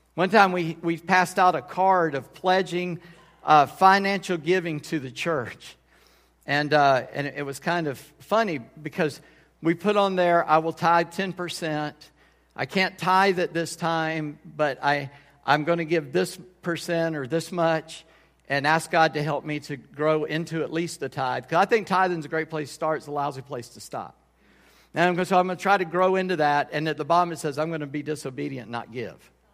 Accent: United States; I'm, uh, mostly Scott, but Scott Irish descent. I'm an American. I'm one hundred percent American

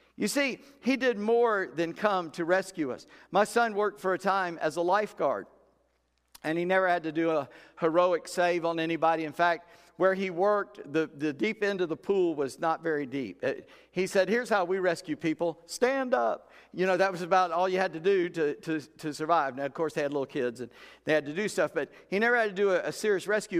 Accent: Charleston, South Carolina, United States; I'm from Charleston

